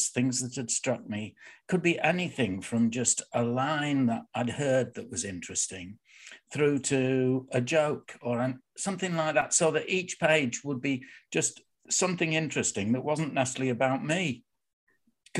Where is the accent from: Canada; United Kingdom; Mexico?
United Kingdom; Bradford, Yorkshire and the Humber; I was born in Bradford, in Shipley, but I live in Bradford.